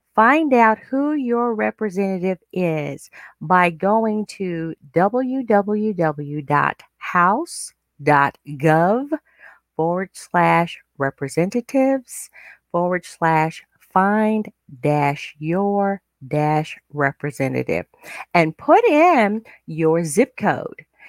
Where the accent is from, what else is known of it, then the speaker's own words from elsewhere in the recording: United States; African American, we are African American